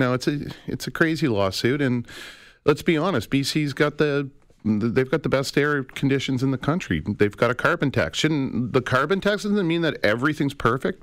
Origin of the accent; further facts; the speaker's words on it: Calgary, Alberta, Canada; now in Toronto, Canada; I grew up in Calgary